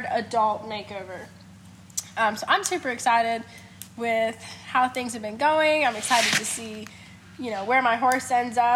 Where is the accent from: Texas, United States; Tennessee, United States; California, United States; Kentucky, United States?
Tennessee, United States; Chattanooga; I am from Chattanooga, Tennessee. I am 21 years old.